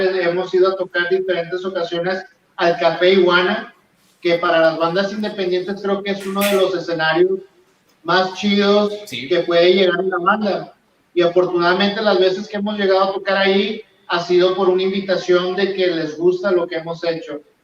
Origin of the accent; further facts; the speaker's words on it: Mexico; somos latinos, sobre todo mexicanos